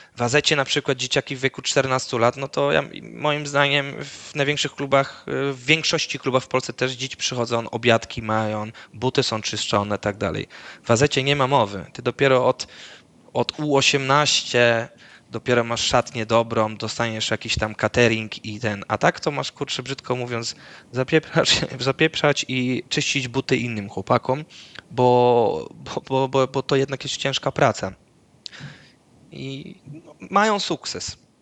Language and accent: Polish; Netherlands; moved away; w mojej wiosce w Holandii, y, gdzie to wioska, tak, gdzie całe życie mieszkałem w Holandii, mój ojciec mieszka